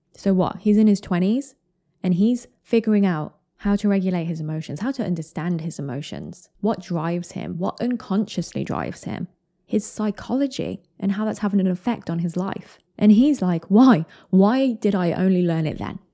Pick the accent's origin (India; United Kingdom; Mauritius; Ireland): United Kingdom; I'm British